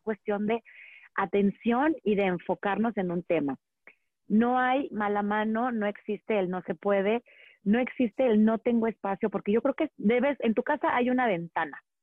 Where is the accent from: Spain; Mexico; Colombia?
Mexico; Monterrey, Nuevo León; moved away as an adult; also born or lived in Valle de Bravo; now in Metepec, Mexico; yo crecí en Monterrey